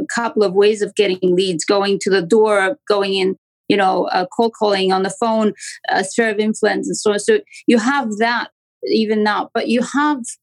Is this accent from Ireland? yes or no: no; Romania; accent: Romanian; English is a second language; moved away as an adult; now in Toronto, Canada; I'm from Canada in Toronto. But as you can probably hear, I have a strong accent that comes from Romania. I'm an immigrant.